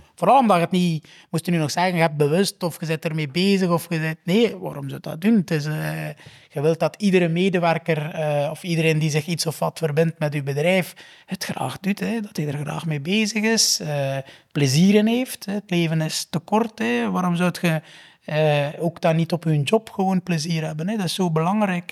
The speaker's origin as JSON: {"language": "Dutch", "region": "Flanders", "country": "Belgium", "also_born_or_lived": "United Kingdom", "said": "ik als Vlaming"}